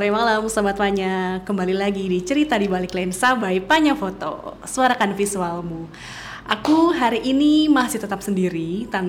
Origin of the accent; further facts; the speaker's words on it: Bandung, West Java, Indonesia; Aku lahir besar sekolah di Bandung.